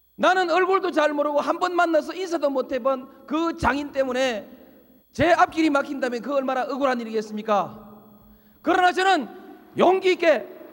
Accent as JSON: {"language": "Korean", "region": "Yeongnam", "country": "South Korea", "tie": "born or raised there", "said": "제 고향 영남을 지켰습니다"}